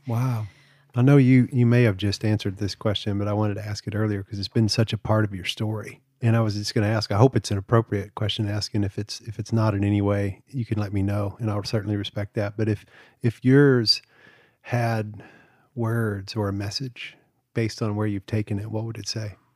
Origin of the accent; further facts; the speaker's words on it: the South, United States; I grew up in the South